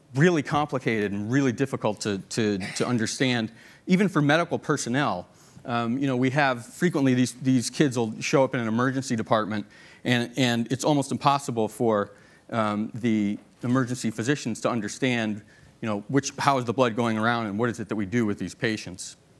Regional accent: Boston, Massachusetts, United States; moved away; the Boston Globe, which we were pretty proud of. It's my hometown newspaper

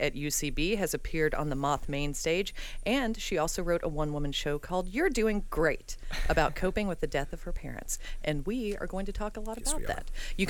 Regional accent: the South, United States; I grew up very religious as a Southerner.

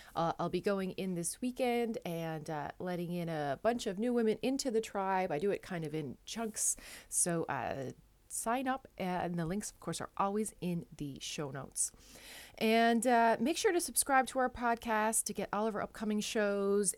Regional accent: Newfoundland and Labrador, Canada; moved away as an adult; now in Netherlands

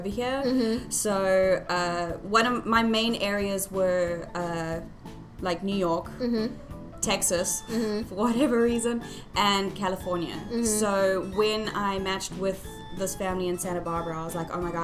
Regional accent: Howick, KwaZulu-Natal, South Africa; moved away as an adult; also born or lived in Johannesburg, South Africa; now in United States; I was born in Joburg, but then I moved at a very early age to KwaZulu-Natal

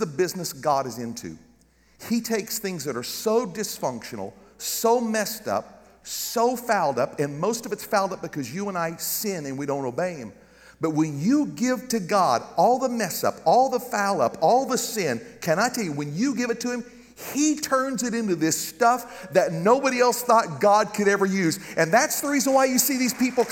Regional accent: Garden City, Kansas, United States; moved away; my hometown in Garden City, Kansas

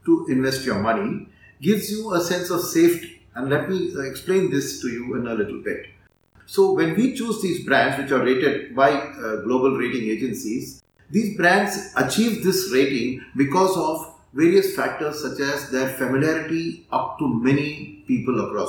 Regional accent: India; as Indian investors

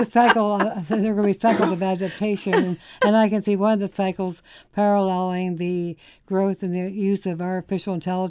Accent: Pennsylvania, United States; I grew up in Pennsylvania and outside of Philadelphia.

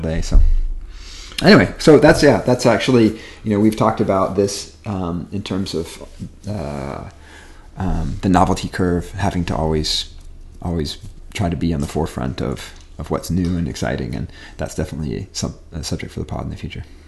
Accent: Wisconsin, United States; also born or lived in California; I moved from California to Wisconsin as a kid

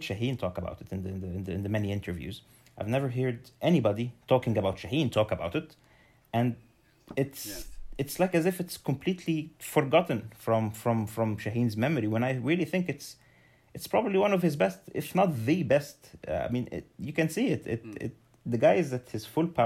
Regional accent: Egypt; growing up in Egypt, the way I did

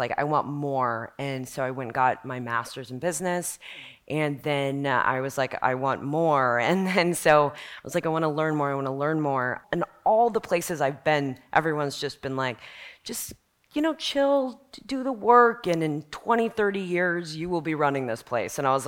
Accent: Dallas, Texas, United States; I grew up in Dallas, Texas

